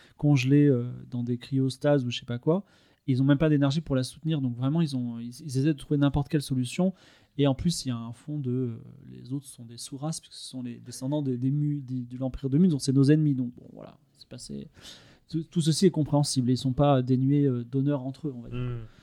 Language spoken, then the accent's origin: French; Toulon, Provence-Alpes-Côte d'Azur, France; je suis né à Toulon, donc je voyais la mer par la fenêtre